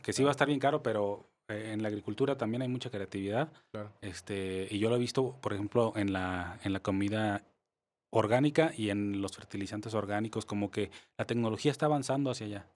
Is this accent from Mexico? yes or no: yes; Mexico; cómo somos los mexicanos